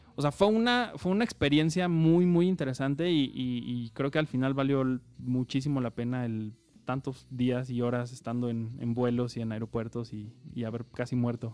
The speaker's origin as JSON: {"language": "Spanish", "country": "Mexico", "said": "soy de México"}